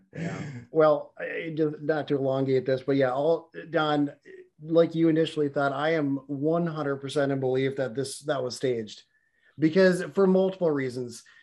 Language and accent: English; Florida, United States; this is my home state here